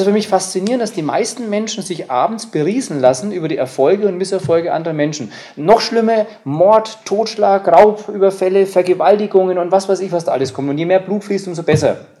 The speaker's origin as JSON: {"language": "German", "country": "Germany", "said": "bei uns in Deutschland"}